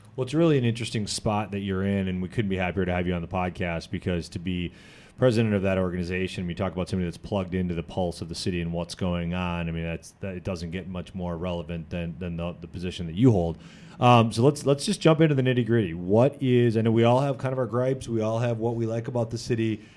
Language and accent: English; Janesville, Wisconsin, United States; I was born and raised in Janesville